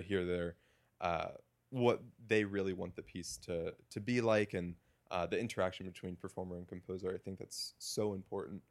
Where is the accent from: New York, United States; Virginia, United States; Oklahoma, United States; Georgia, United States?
Virginia, United States; Woodbridge; moved away as an adult; now in Evanston, United States; I am from a town called Woodbridge, Virginia, which is about 30 minutes south of Washington, D.C. Mm-hmm. Uh, was born and same house, 23 years